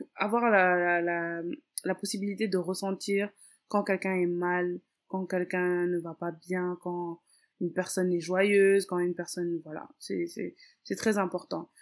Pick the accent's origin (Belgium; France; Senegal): Senegal; Dakar; je suis née et j'ai grandi à Dakar au Sénégal. Euh, je suis d'origine capverdienne